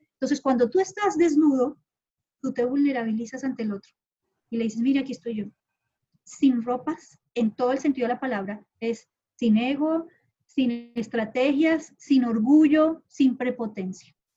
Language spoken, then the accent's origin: Spanish; Colombia; also born or lived in Honduras; now in Panama; salí hace mucho rato de Colombia, yo soy de Colombia